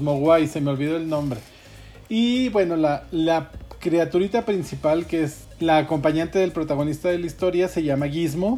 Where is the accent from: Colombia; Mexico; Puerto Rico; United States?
Mexico; en nuestro, en nuestro país